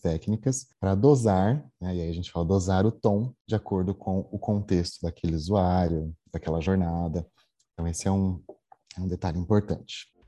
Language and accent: Portuguese; Jandira, São Paulo, Brazil; moved away as an adult; also born or lived in Osasco; now in Belo Horizonte, Brazil; não sou mineiro, sou paulista, jandirense. Né? Nasci em, nasci em Osasco, mas morei sempre em Jandira com meus pais. Eu mudei para BH para trabalhar na Localiza